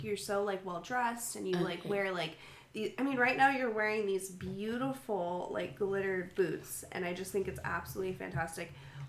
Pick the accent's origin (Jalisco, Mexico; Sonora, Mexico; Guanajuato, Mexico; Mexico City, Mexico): Sonora, Mexico; I'm from Sonora.